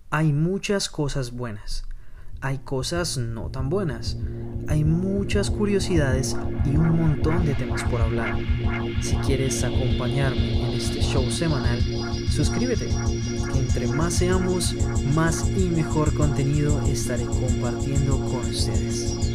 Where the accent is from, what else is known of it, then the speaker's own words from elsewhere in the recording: Colombia; moved away as an adult; now in Japan; Soy colombiano, tengo 26 años y vivo en Japón desde hace un poco más de 4 años.